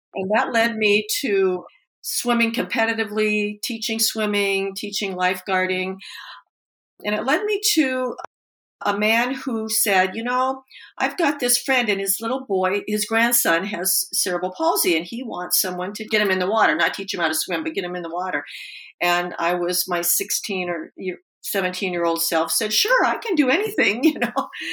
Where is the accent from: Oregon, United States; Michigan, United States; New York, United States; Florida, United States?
Oregon, United States; Portland; I grew up in Portland, Oregon